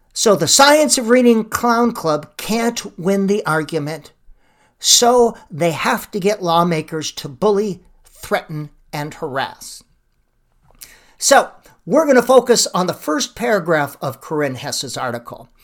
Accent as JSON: {"language": "English", "region": "Wisconsin", "country": "United States", "tie": "born or raised there", "also_born_or_lived": "River Falls, Wisconsin / Grantsburg, Wisconsin", "moved": "as an adult", "lives_now": "Minnesota, United States", "said": "I grew up in Wisconsin"}